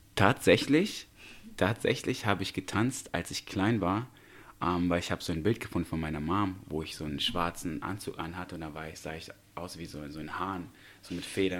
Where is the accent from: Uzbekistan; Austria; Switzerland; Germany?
Uzbekistan; Tashkent; moved away; Ich komme aus Usbekistan gebürtig, aus Taschkent